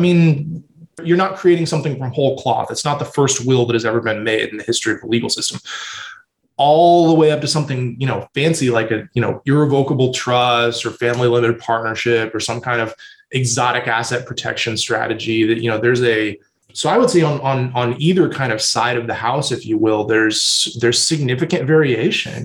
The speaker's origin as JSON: {"language": "English", "town": "San Antonio", "region": "Texas", "country": "United States", "tie": "born or raised there", "also_born_or_lived": "Austin, Texas / New York City", "said": "I grew up in San Antonio, born and raised"}